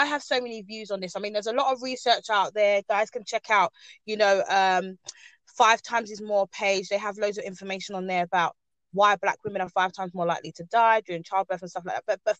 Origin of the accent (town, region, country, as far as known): Ghana